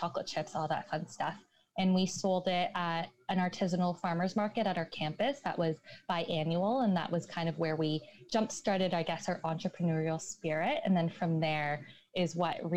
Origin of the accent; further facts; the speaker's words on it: Markham, Ontario, Canada; moved away as an adult; also born or lived in Montreal; We're both from Markham, but we didn't meet until we went to school in Montreal